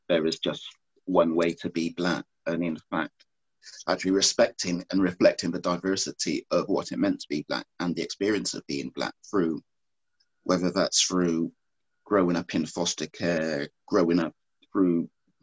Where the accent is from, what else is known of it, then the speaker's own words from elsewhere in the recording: Bristol, South West England, United Kingdom; I'm from Bristol.